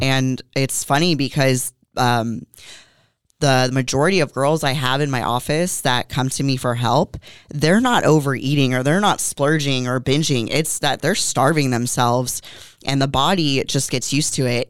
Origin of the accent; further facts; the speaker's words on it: Moorpark, California, United States; moved away as an adult; also born or lived in San Fernando Valley, California; now in Oxnard, United States; I actually was born and raised in Moore Park, California, so about twenty minutes away from here